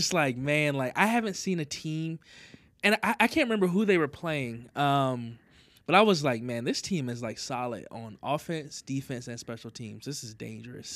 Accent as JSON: {"language": "English", "region": "the South", "country": "United States", "moved": "yes", "said": "We're both from the South"}